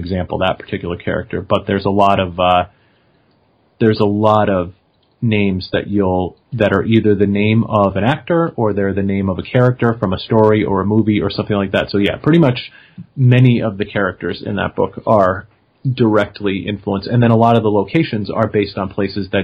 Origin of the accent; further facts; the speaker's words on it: Enfield, Connecticut, United States; the person who runs the music store in my hometown